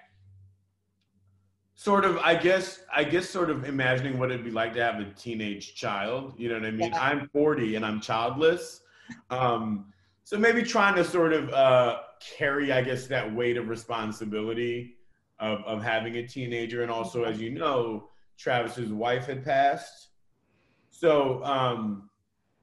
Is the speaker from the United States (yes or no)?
no; Vancouver, British Columbia, Canada; I was born in Vancouver, Canada